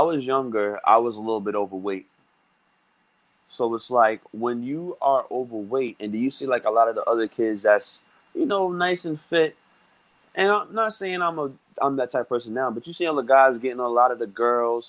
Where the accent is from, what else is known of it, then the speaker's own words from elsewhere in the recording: New York City, New York, United States; I grew up in Brooklyn, New York. I've been living mm-hmm. here my whole life.